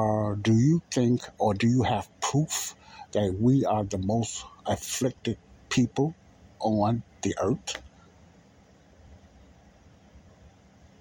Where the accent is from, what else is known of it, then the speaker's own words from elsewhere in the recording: United States; I was born in America